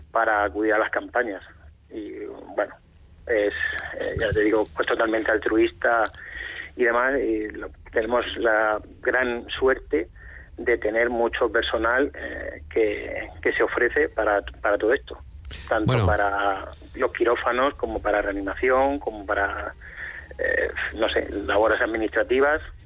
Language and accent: Spanish; Cartagena, Region of Murcia, Spain; yo soy de Cartagena